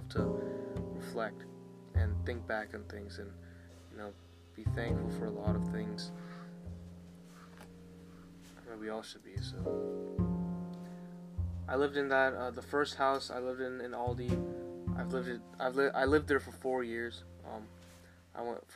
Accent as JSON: {"language": "English", "town": "Ashburn", "region": "Virginia", "country": "United States", "tie": "born or raised there", "also_born_or_lived": "Centreville, Virginia", "lives_now": "Aldie, United States", "said": "Ashburn was basically the first half of my childhood"}